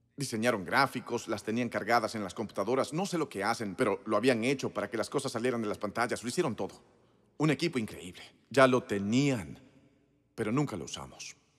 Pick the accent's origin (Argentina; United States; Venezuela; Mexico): United States; Moncks Corner, South Carolina; moved away; Crecí en Monks Corner, Carolina